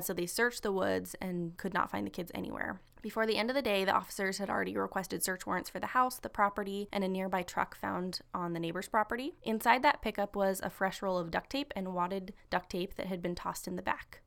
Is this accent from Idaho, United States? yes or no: yes; Coeur d'Alene, Idaho, United States; my hometown of Coeur d'Alene, Idaho, when I was nine years old